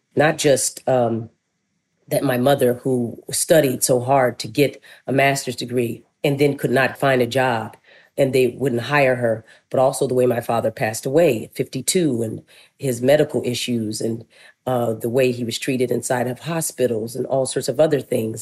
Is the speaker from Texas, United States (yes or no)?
no; Flagstaff, Arizona, United States; moved away; also born or lived in Winslow, Arizona / Philadelphia; I was born in Winslow, Arizona. I was raised in Flagstaff